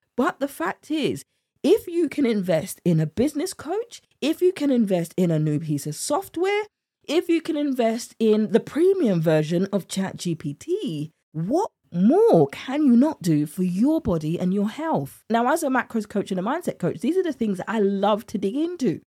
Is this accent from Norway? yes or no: no; United Kingdom; accent: British; my British accent